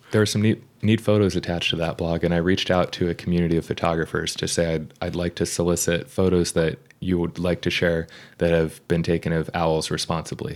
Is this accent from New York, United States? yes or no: no; Vermont, United States; moved away; also born or lived in Brunswick, Maine; growing up in Vermont.